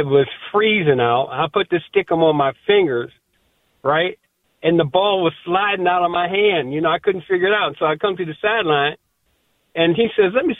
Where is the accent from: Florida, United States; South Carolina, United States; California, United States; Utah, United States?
Florida, United States; Miami; moved away as an adult; also born or lived in Minnesota; I come from Miami